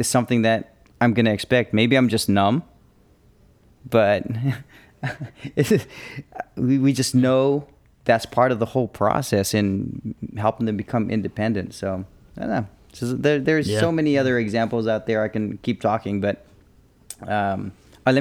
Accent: England, United Kingdom; moved away; I was born in England

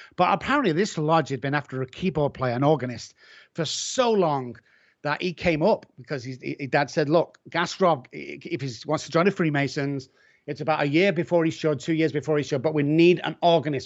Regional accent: Manchester, North West England, United Kingdom; I'm from Manchester

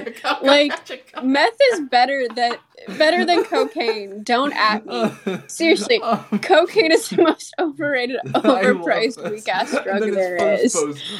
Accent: Canada; I'm Canadian.

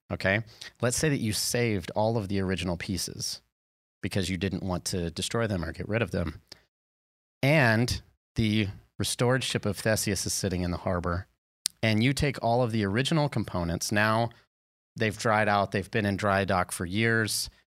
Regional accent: the South, United States; I'm from the South

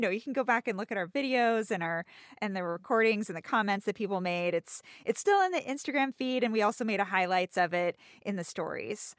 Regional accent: United States; an American

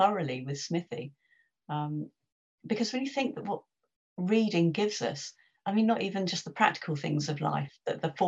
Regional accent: London, United Kingdom; I'm a West Londoner

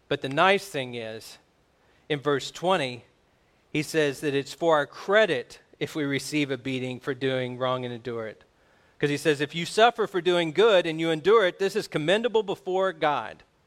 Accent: United States; We're American

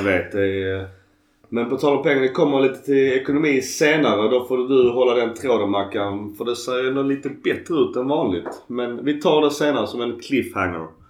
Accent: Skåne, Sweden; accent: Scanian (skånska); min skånska är nog grötigare än, eh, än vanligt

